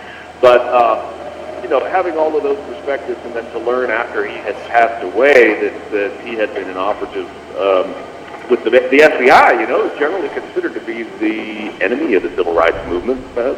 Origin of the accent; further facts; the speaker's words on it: Southern California, United States; moved away as an adult; also born or lived in Memphis; now in Virginia, United States; I grew up in Southern California with the … fan license plate frame on my car, the only kid at my high school who had that.